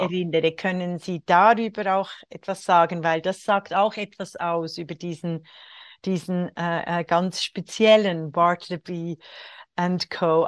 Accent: Switzerland; in der Schweiz, beim Auf, im Aufwachsen in den 60er Jahren

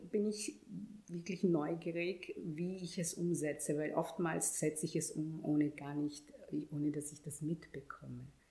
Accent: Vienna, Austria; also born or lived in Ghana; ab meinem fünften Lebensjahr war ich dann tatsächlich hier und bin dann zur Schule gegangen und ich meine, ich muss auch ehrlich sagen, ich bin und fühle mich als Wienerin, immer schon gewesen

